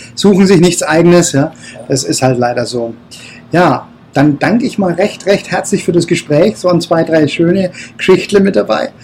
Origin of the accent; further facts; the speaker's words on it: Bayreuth, Bavaria, Germany; also born or lived in Nuremberg; ich bin aus Bayreuth